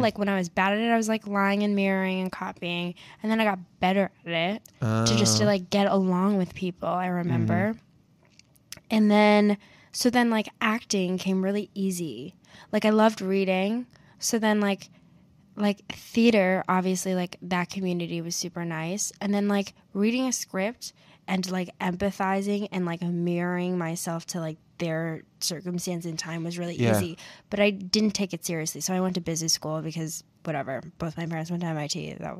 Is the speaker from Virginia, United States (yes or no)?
yes; Virginia, United States; also born or lived in Boston, Massachusetts; now in New York, United States; But like really raised in Virginia.